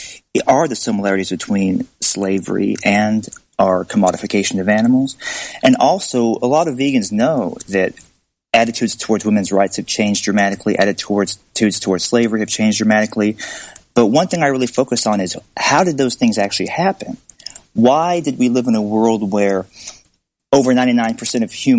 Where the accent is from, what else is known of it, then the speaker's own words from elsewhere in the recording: Alabama, United States; I grew up in Alabama